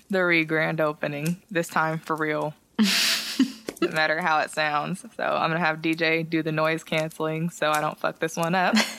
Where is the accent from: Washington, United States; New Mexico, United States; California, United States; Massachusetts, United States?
California, United States; San Jose; I'm from San Jose. We're both from San Jose.